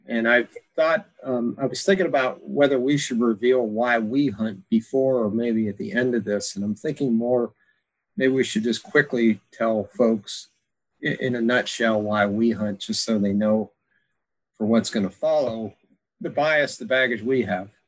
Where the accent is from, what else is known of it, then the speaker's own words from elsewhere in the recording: Pennsylvania, United States; now in Alaska, United States; growing up in Pennsylvania